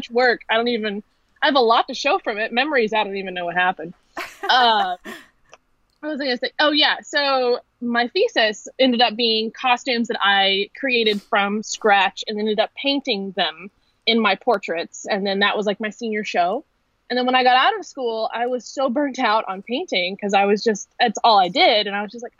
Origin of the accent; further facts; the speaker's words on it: Louisville, Kentucky, United States; I'm from Kentucky, Louisville to be exactly, Midwest girl, born and raised